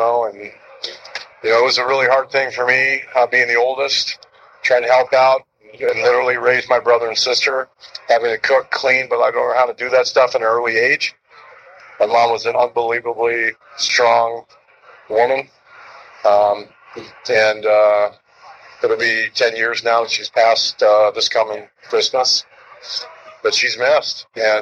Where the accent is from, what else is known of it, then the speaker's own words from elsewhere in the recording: Sacramento, California, United States; moved away; also born or lived in Rochester, Minnesota; I was born in Sacramento, in Carmichael